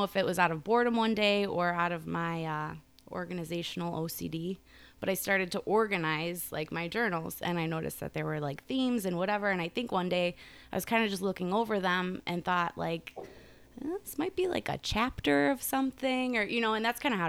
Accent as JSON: {"language": "English", "town": "Hickory Hills", "region": "Illinois", "country": "United States", "tie": "born or raised there", "said": "A little bit of all over. Yeah. Grew up in Hickory, Chicago, Hickory. We kind of bounced around a little bit."}